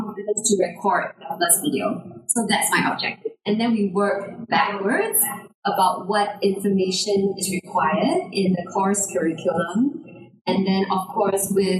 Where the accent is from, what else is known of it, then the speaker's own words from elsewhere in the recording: Singapore; I'm from Singapore